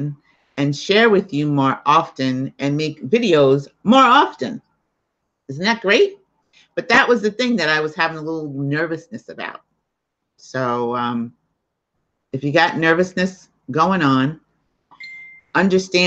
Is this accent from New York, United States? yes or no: yes; New York City, New York, United States; accent: New York; I'm in New York too. Can't you tell by my accent? So is my sister. We're both in New York. I'm in Staten Island